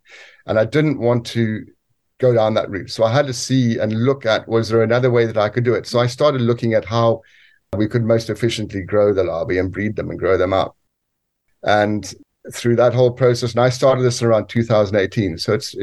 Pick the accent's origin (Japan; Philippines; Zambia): Zambia; moved away as an adult; also born or lived in South Africa; now in United Kingdom; what essentially was my home country